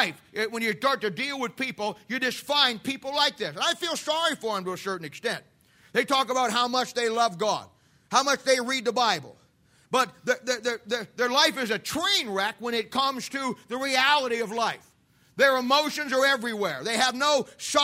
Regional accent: United States; We as American Christians

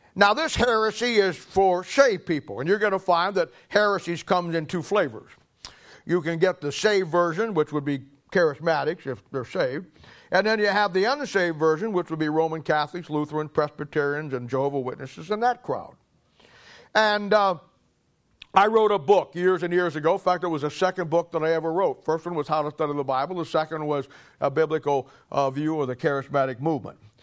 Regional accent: Canton, Ohio, United States; I'm from Canton

